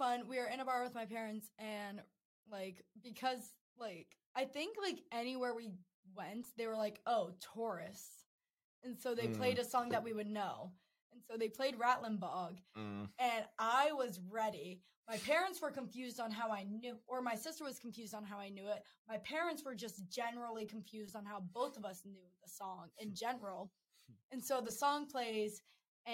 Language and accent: English; Maryland, United States; moved away; back home in Maryland. Like, not in Maryland specifically, but in my hometown